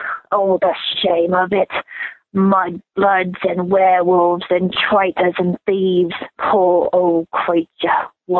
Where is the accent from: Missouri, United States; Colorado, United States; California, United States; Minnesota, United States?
Colorado, United States; Denver; I'm from Denver, Colorado